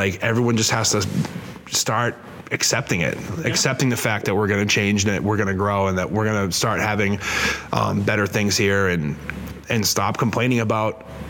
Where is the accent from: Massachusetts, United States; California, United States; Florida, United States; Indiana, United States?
Massachusetts, United States; Worcester; I'm from Worcester